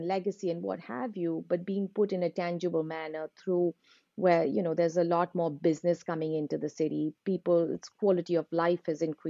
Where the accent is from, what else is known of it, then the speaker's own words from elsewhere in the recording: Udaipur, Rajasthan, India; because I've also been born and brought up in Udaipur.